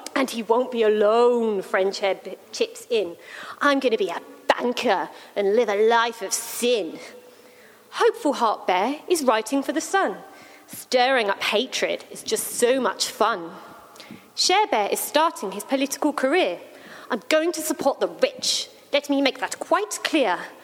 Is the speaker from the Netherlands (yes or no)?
no; England, United Kingdom; now in Australia; as English, British